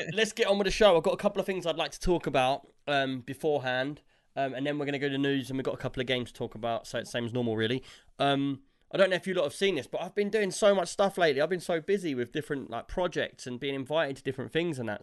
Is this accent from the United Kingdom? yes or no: yes; England, United Kingdom